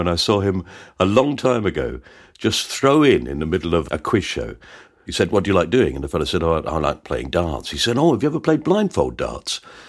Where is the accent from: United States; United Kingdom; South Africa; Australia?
United Kingdom; southern England; But I'm from the South.